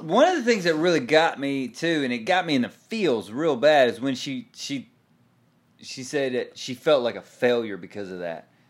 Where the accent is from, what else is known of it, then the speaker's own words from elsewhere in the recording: Texas, United States; now in Tulsa, United States; I live in Tulsa. I am still a Cowboy fan because I am from Texas